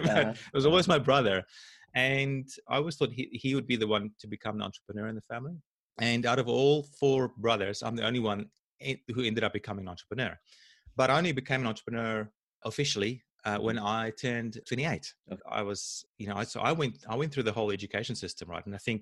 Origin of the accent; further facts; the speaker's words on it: South Africa; I had a great childhood. I mean, I grew up in South Africa.